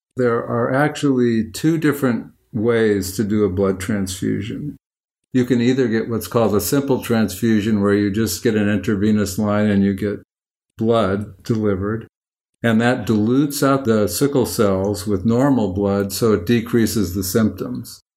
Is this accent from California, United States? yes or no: yes; Oakland, California, United States; I'm from Oakland